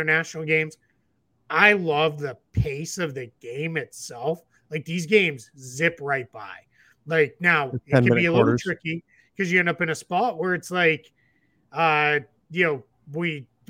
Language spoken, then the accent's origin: English; United States; as an American